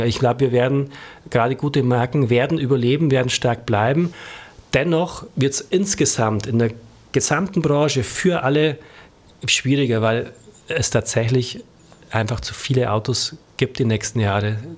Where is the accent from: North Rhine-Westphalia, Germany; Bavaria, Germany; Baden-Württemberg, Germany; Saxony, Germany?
Bavaria, Germany; als Bayer